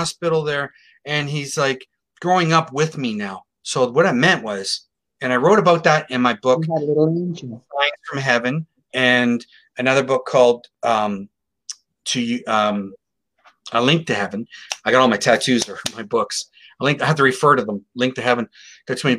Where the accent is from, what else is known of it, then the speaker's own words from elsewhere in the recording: Sarnia, Ontario, Canada; Sarnia, my hometown